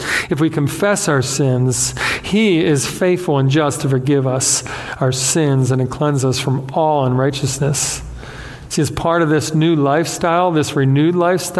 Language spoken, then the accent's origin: English; Beaumont, Texas, United States; Yes, I said dadgum because I grew up in Beaumont.